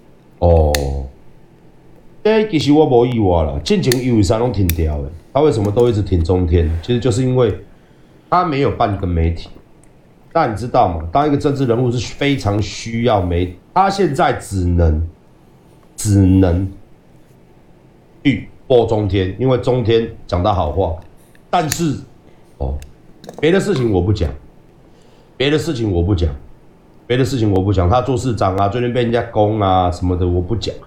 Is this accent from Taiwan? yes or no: yes; Taiwan; 身为一个台湾人，你的底线到底在哪里？